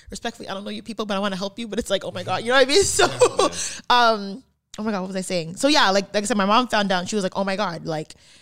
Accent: Canada; I'm Canadian

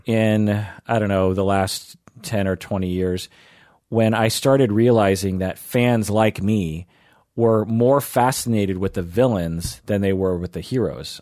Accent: Issaquah, Washington, United States; also born or lived in Kent, Washington; I grew up in Issaquah.

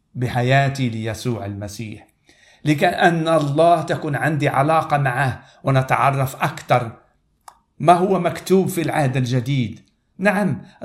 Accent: Morocco; انا من المغرب

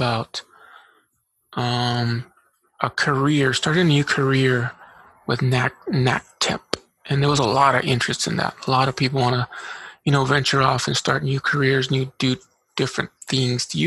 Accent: Eloy, Arizona, United States; also born or lived in Casa Grande, Arizona; now in Tucson, United States; I grew up in Eloy, so I know that area very well

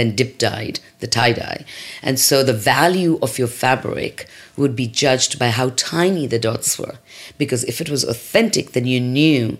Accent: India; growing up in India

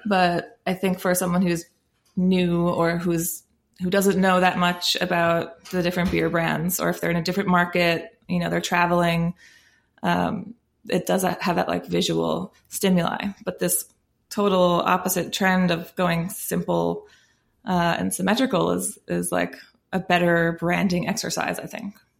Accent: United States; as American drinkers

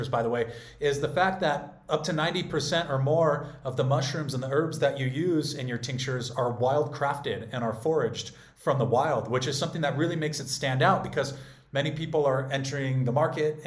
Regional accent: California, United States; I grew up in California

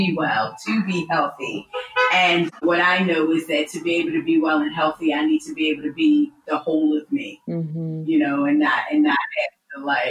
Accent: Philadelphia, Pennsylvania, United States; also born or lived in United Kingdom; now in Los Angeles, United States; was born in Philadelphia, but I lived in the UK for 20 years up until this past February.

